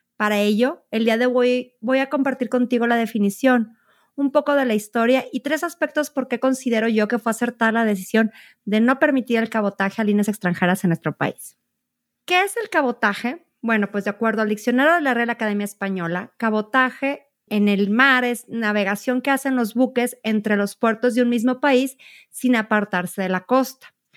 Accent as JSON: {"language": "Spanish", "country": "Mexico", "said": "nuestro país"}